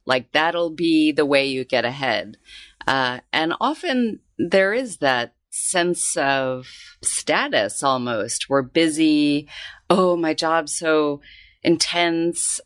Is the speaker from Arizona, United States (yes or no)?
yes; Tucson, Arizona, United States; moved away as an adult; now in Hong Kong; I grew up in Tucson, Arizona